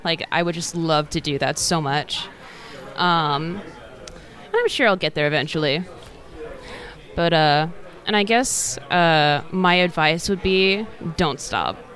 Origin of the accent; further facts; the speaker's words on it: Seattle area, Washington, United States; I'm from the Seattle area.